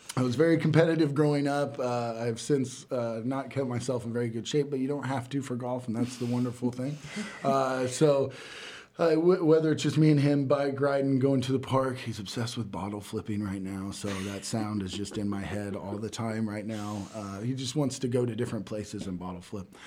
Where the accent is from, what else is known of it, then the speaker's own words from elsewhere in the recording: Catlin, Illinois, United States; grew up in Catlin, uh, went to what was Catlin High School then